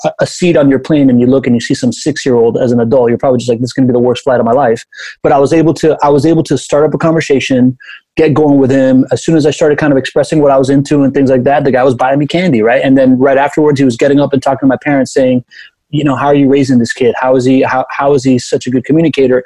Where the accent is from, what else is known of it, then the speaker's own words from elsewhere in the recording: Miami, Florida, United States; first language Spanish; English is a second language; also born or lived in Venezuela / Spain; I am a quintessential Miamian. I was born in Venezuela. My dad's Cuban. I moved to Miami when I was a kid. Then we moved to Spain. Then we came back, and I grew up there when I was 9